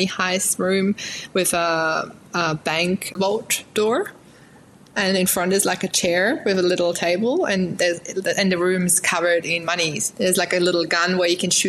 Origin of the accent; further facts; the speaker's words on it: Germany; now in Newcastle, Australia; originally I'm from Germany. I was born in Germany, raised in Germany.